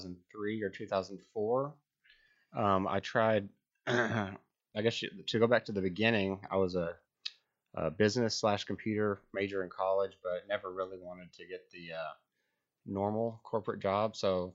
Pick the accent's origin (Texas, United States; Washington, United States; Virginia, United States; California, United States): Texas, United States; Lubbock; Lubbock, Texas.